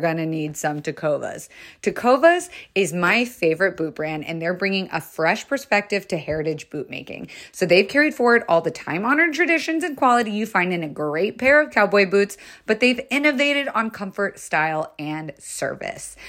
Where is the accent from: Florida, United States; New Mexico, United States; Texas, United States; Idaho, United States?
Florida, United States; I was raised in Florida